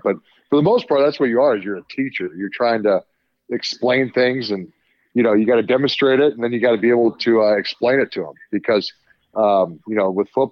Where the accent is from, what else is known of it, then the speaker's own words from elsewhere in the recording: Lincoln, Nebraska, United States; we're both from Lincoln. We grew up, you know, kind of in the Husker.